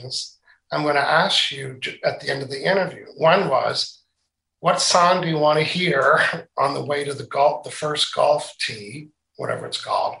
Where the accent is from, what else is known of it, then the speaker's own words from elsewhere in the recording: Canada; accent: Canadian, Maritimes; you can tell I have a Canadian accent, right? when I travel anywhere, they say, you're from Canada. And then when I'm from Canada, people say, you're from the Maritimes, aren't you?